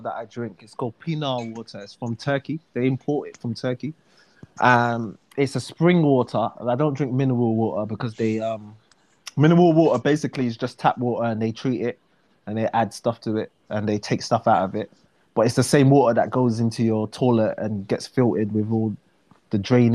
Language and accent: English; London, United Kingdom; accent: Cockney; also born or lived in Jamaica / Dominica; I'm from, like, South London, so there's a lot of Cockney